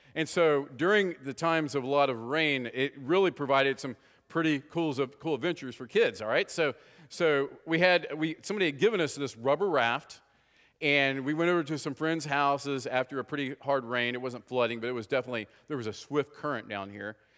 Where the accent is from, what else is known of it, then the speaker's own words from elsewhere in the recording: West Virginia, United States; moved away; Anybody else born in West Virginia here besides me? No, I think I'm it, all right? So, anyway, uh, it's interesting growing up from West Virginia